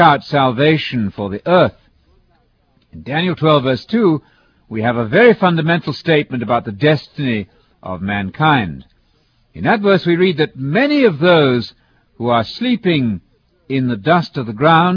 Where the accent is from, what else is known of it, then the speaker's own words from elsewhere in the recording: United Kingdom; as a British person